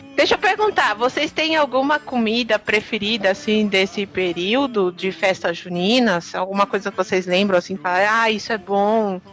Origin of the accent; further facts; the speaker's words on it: Northeast Region, Brazil; eu sou do Nordeste